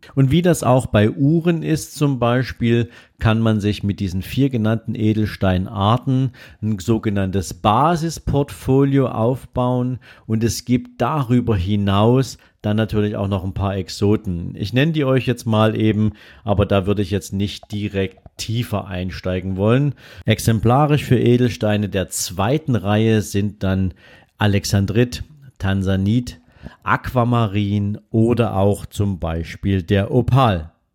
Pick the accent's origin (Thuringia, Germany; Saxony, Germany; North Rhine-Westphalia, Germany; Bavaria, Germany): Saxony, Germany; Dresden; bei uns in Dresden